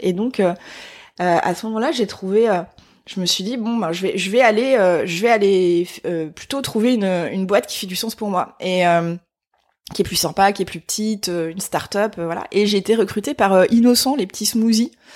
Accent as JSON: {"language": "French", "town": "Épinal", "region": "Grand Est", "country": "France", "said": "je viens des Vosges hein, en fait. Donc je suis née à Épinal dans les Vosges"}